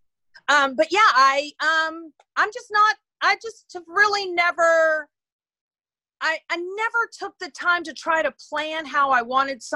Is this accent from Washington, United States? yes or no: no; Houston, Texas, United States; I grew up in Houston, Texas.